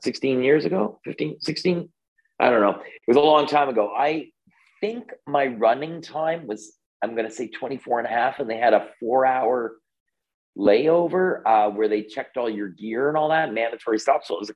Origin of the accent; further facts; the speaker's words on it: Canada; I'm Canadian